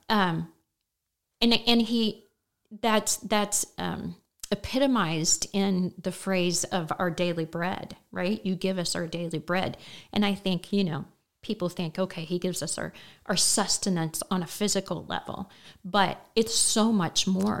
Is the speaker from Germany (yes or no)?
no; Terre Haute, Indiana, United States; moved away as an adult; now in Effingham, United States; Terre Haute, Indiana, and, uh, all of my children and grandchildren are still roughly in that area